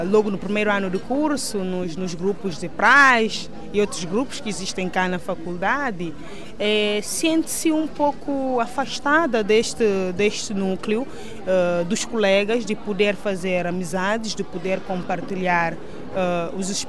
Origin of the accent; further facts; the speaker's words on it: Guinea-Bissau; moved away as an adult; also born or lived in Brazil; Saí da Guiné-Bissau aos 20 anos para estudar no Brasil, onde cursei Biologia, Ciências Biológicas, na Universidade Federal de Goiás, por quatro anos.